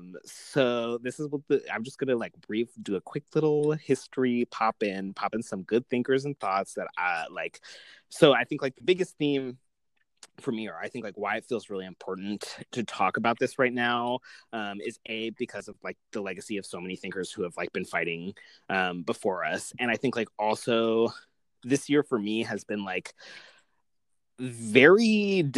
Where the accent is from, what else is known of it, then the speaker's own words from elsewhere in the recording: United States; as an American